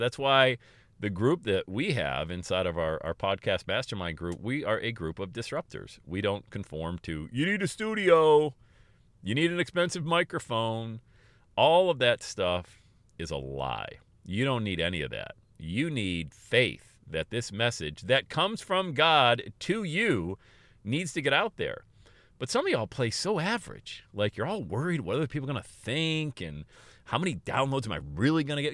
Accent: Pennsylvania, United States; moved away as an adult; also born or lived in West Palm Beach, Florida / Erie, Pennsylvania; I moved away from Pennsylvania, where I was born and raised, and I went to West Palm Beach, Florida

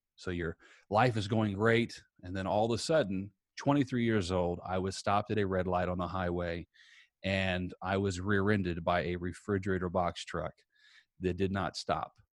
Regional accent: Princeton, Indiana, United States; my hometown was Princeton, Indiana, uh, just a little bit south of Evansville, uh, grew up there

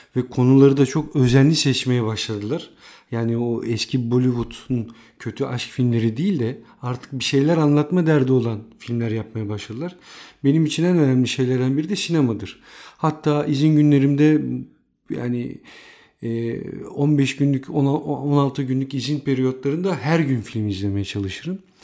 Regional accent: Istanbul, Turkey; ben de İstanbul'da doğdum, büyüdüm

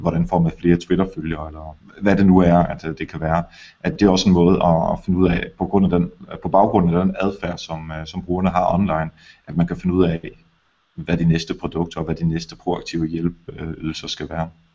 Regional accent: Denmark

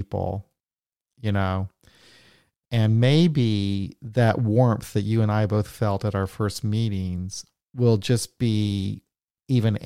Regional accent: United States; as an American

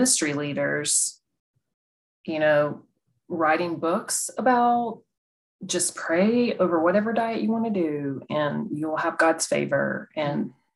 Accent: North Carolina, United States; I grew up in the South and in North Carolina, little town, little church

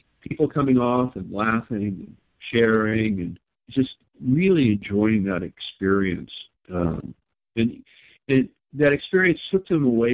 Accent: Long Beach, California, United States; I grew up in Long Beach area

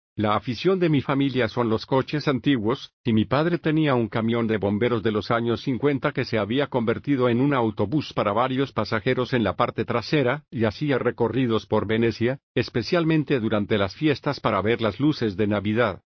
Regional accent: Venice, Florida, United States; nací y crecí en Venice, Florida

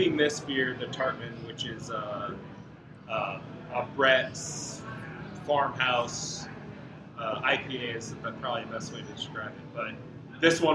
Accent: Chicago, Illinois, United States; now in Aurora, United States; I'm from Chicago.

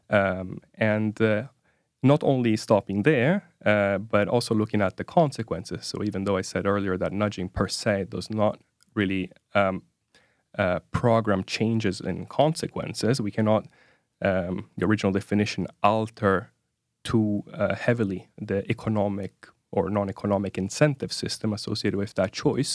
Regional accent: Italy; moved away as an adult; now in Oslo, Norway; I'm originally from from Italy

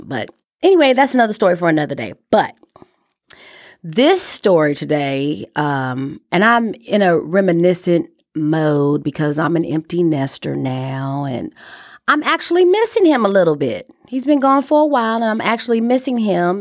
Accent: Chicago, Illinois, United States; moved away; I'm from Chicago

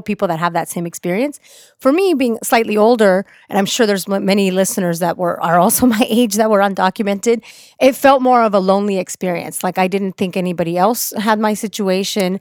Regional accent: Orange County, California, United States; also born or lived in Mexico; I'm a Mexican immigrant that came to the country when I was four years old. I grew up in Orange County, which is very conservative

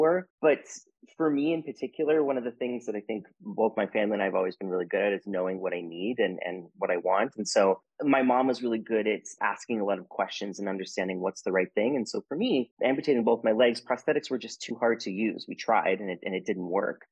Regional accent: Wyoming, United States; moved away as an adult; now in Toronto, Canada; I grew up in the state of Wyoming. That's where my family still lives. And I currently live in Toronto, Canada

